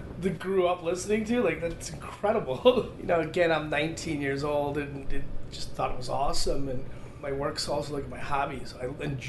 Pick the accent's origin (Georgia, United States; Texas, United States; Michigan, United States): Michigan, United States; Ann Arbor; I grew up in Ann Arbor, Michigan